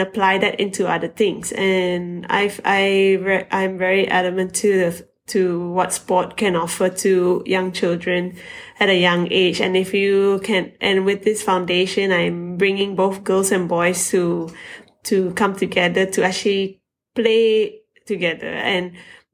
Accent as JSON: {"language": "English", "country": "Malaysia", "said": "being a Malaysian carrying the flag for the country"}